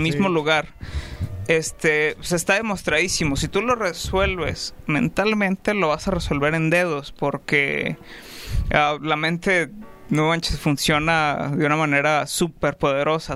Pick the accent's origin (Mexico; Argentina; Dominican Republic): Mexico; Ciudad Juárez, Chihuahua; nací en México, en Ciudad Juárez, Chihuahua.